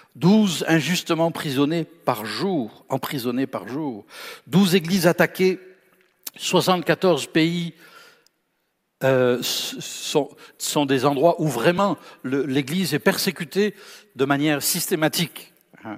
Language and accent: French; France; je suis français